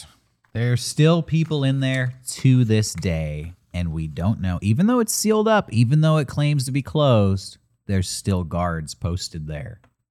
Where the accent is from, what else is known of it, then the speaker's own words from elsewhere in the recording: California, United States; up in California. You grew up in New Jersey.